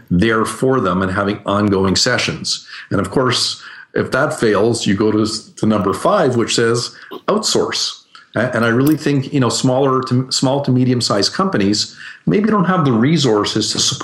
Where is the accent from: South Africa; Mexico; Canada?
Canada; I'm Canadian